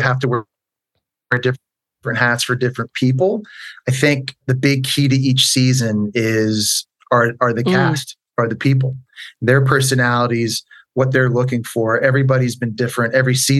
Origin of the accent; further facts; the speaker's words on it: Ottawa, Ontario, Canada; moved away; also born or lived in Montreal; I grew up in Ottawa, the capital city, which is a bilingual city because it is the seat of our parliament within Canada